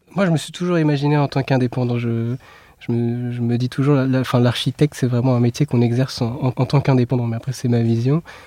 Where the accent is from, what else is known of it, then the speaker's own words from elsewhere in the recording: south of Essonne, Île-de-France, France; moved away as an adult; now in Paris, France; on vient euh, du sud de l'Essonne